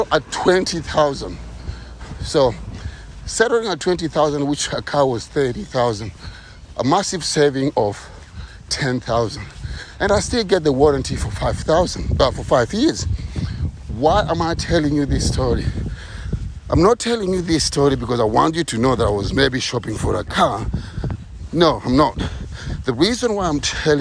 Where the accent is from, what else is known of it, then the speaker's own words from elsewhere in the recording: Kenya; moved away; I'm from the ghetto. I'm from Kenya.